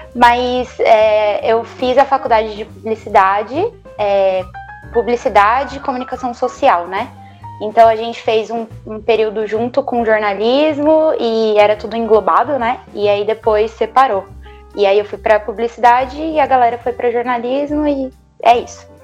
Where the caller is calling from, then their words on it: Santo André, São Paulo, Brazil; Eu falo de Santo André